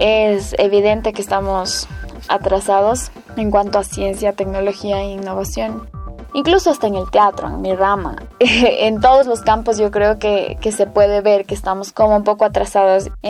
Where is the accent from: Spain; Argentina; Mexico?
Argentina; El Bolsón, Río Negro; born there; now in Avellaneda, Argentina; tengo 22 años, soy nacida en el Bolsón, Río Negro. Actualmente estoy viviendo en Avellaneda.